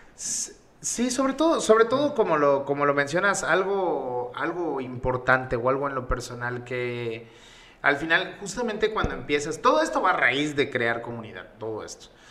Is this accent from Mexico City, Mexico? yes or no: no; Yucatán, Mexico; accent: Yucatecan; yo soy pues yucateco, el acento me delata